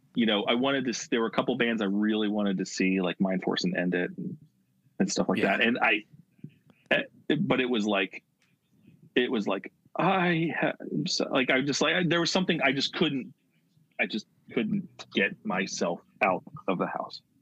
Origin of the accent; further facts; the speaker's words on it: Philadelphia area, Pennsylvania, United States; I grew up, uh, you know, 25 minutes from where I am now. Uh, so, and that's like a 40 minute train ride into Center City, Philadelphia.